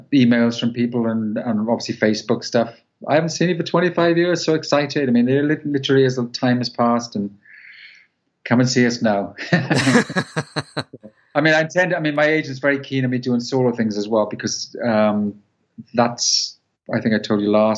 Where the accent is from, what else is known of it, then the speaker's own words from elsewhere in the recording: Welsh, Wales, United Kingdom; I'm Welsh